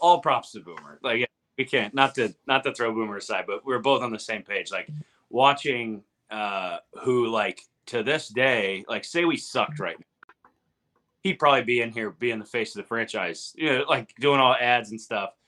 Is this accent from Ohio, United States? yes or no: yes; Ohio, United States; I'm freaking hillbilly from Ohio